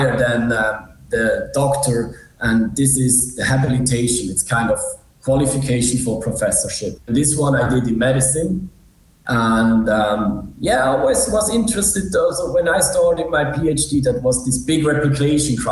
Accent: Switzerland; also born or lived in Zurich; I'm from Switzerland

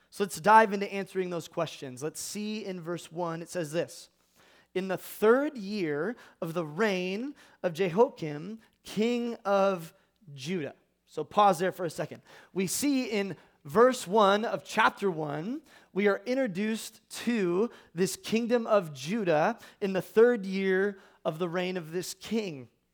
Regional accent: California, United States; I am from California

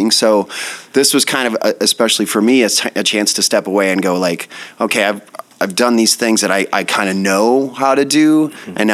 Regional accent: Sheffield, Iowa, United States; moved away as an adult; also born or lived in Denver; I'm from Sheffield, Iowa, okay. by Mason City.

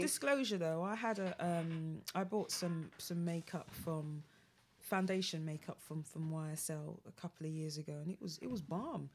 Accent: London, United Kingdom; as a Londoner

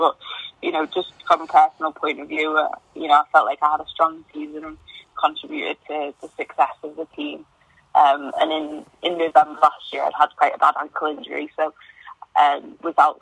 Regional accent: the Wirral, North West England, United Kingdom; moved away; close to where I'm from, because I'm from the Wirral.

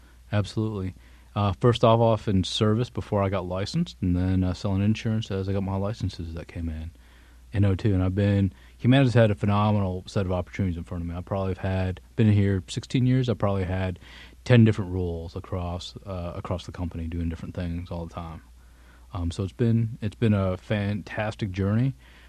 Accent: New York, United States; born there; also born or lived in Tennessee / Texas / Illinois / Bangkok; I was born in New York. I've lived in Tennessee, Texas, Illinois, overseas a bit in Bangkok and Singapore.

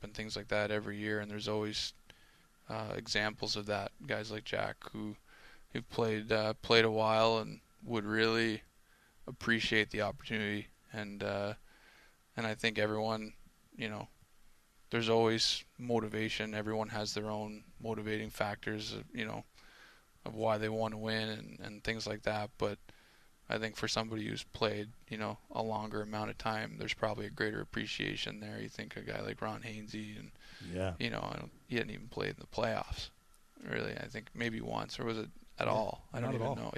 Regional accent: Cole Harbour, Nova Scotia, Canada; We're from Cole Harbour, but Cole Harbour's in Dartmouth.

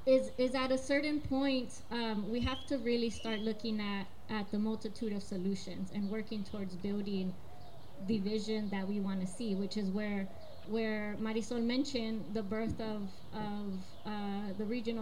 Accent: Texas, United States; I grew up with airplanes flying over my home. I grew up near Leon Creek.

